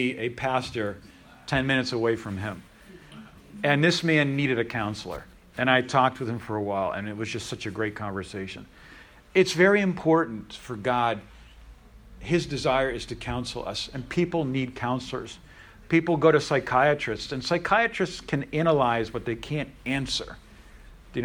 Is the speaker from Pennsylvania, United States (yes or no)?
yes; Pennsylvania, United States; I'm from Pennsylvania.